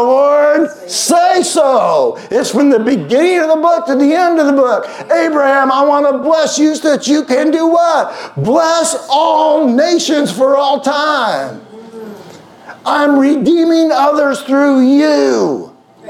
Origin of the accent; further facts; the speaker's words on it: Houston, Texas, United States; accent: Southern; moved away; I grew up in Houston for 12 years